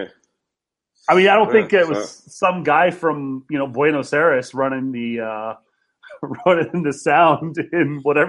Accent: United States; because I'm American

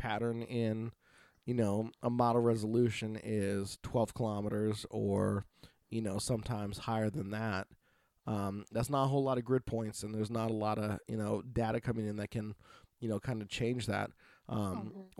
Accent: Oregon, United States; from Oregon.

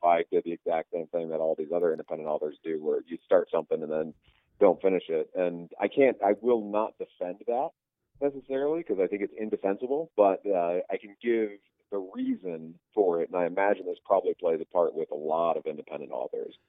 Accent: Northwest Indiana, United States; also born or lived in Beaumont, Texas; I was born in Northwest Indiana, but then when I was pretty young, we moved to Texas, down by uh, um, pretty close to Beaumont, okay. Texas, and lived there for a, a something like six or seven years when I was a kid. And then we moved back up to Northwest Indiana, and I was there through like high school and junior high

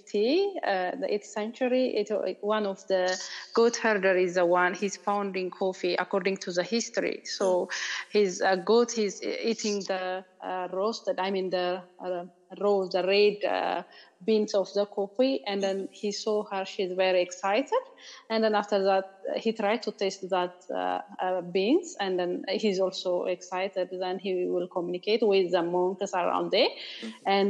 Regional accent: Ethiopia; moved away as an adult; now in South Africa; from Ethiopia. Currently, I'm living in South Africa

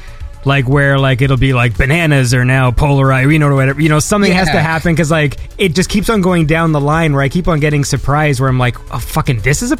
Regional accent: Canada; Mind you, I'm Canadian

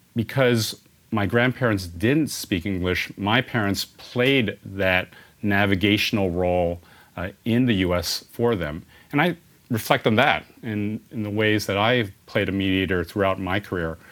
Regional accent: San Francisco, California, United States; born and raised in San Francisco

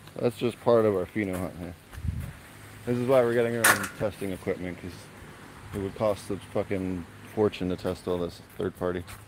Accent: Philadelphia, Pennsylvania, United States; I'm from Philly. We say water.

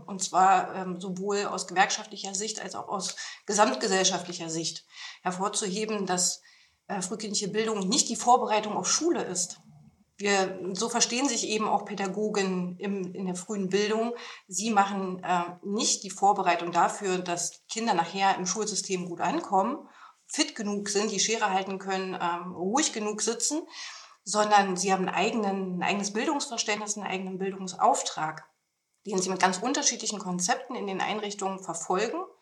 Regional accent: Potsdam, Brandenburg, Germany; moved away as an adult; also born or lived in Thuringia; Ich bin äh, gebürtige Brandenburgerin, äh, komme also ursprünglich aus Potsdam.

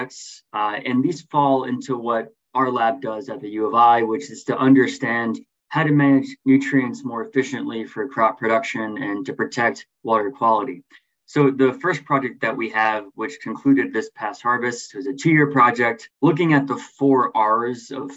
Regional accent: New England, United States; moved away as an adult; also born or lived in California; now in Illinois, United States; I grew up largely in New England

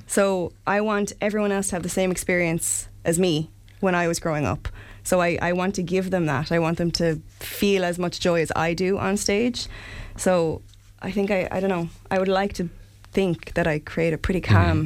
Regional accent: Limerick, Munster, Ireland; I'm from Limerick, not from not from Clare.

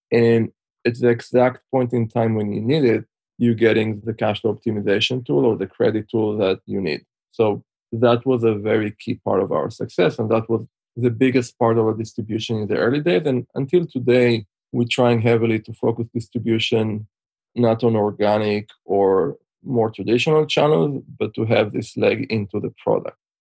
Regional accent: Israel; moved away as an adult; also born or lived in Switzerland; now in United States; as you can tell by my accent, I'm originally from Israel. Spent most of my childhood there, although I spent some time in Switzerland in a boarding school. And then in 2004, moved to the US

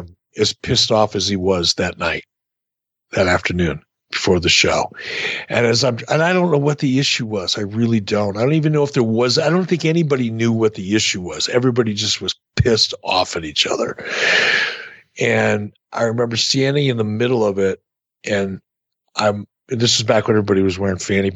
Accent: Detroit, Michigan, United States; I grew up in Detroit.

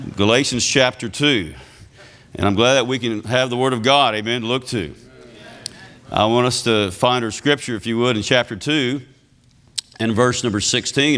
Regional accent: Louisiana, United States; accent: Cajun; I'm a Cajun from Louisiana

